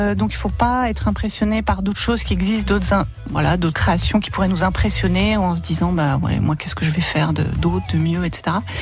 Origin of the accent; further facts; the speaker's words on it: Oise, Hauts-de-France, France; moved away as an adult; also born or lived in Paris; now in Nord, France; Moi, j'ai habité 10 ans à Paris. Et sinon, je suis de l'Oise, donc je reste un peu dans la région